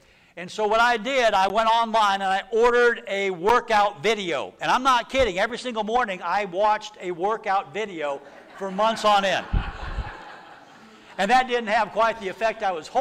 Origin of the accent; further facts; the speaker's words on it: Texas, United States; I was from Texas. Which I am.